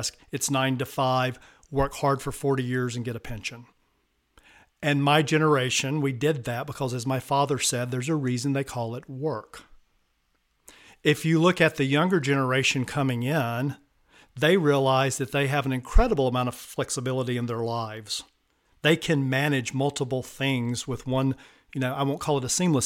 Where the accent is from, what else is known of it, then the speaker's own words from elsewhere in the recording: the American South, United States; accent: Southern; I'm from the American South, if you can't tell by the accent